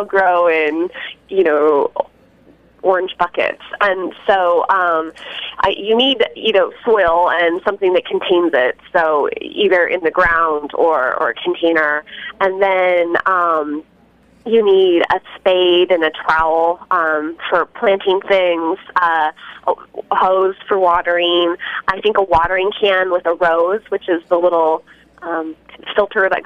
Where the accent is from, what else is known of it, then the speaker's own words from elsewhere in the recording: Cheyenne, Wyoming, United States; now in Portland, United States; I grew up in Cheyenne, Wyoming